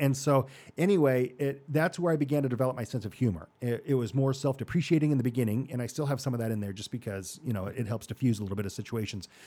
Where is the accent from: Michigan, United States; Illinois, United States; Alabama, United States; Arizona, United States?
Arizona, United States; Mesa; Born and raised in Mesa, Arizona